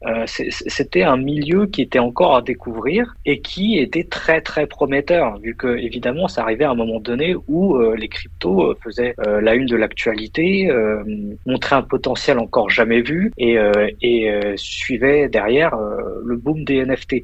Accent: France; moved away as an adult; also born or lived in United States; now in Luxembourg; je suis né en France

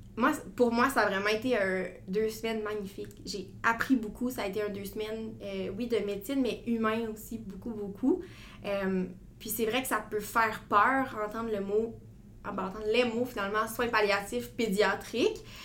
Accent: Gatineau, Quebec, Canada; moved away as an adult; now in Quebec City, Canada; je viens de Gatineau. Je vivais à Gatineau avant. ma famille est encore là présentement

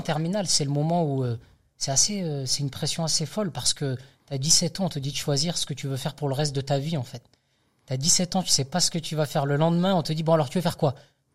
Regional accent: the South, south of France, France; moved away; je suis originaire du Sud

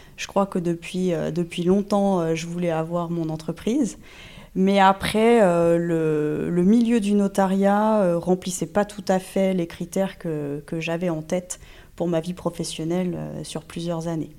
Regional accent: Normandy, France; moi tout commence en Normandie. Euh, je suis normande d'origine, j'ai fait euh, toutes mes études de droit en Normandie

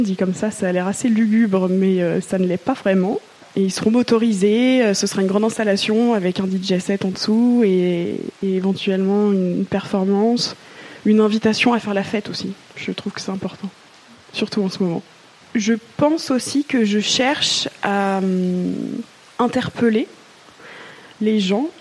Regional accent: Mulhouse, Grand Est, France; moved away as an adult; now in Marseille, France; J'ai grandi en Alsace et je suis née en Alsace, à Mulhouse pour être plus précise.

